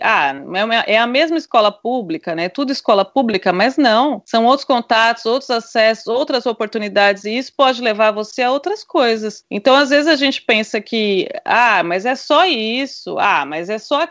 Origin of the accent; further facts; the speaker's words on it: Brazil; moved away; sou brasileira, sou da periferia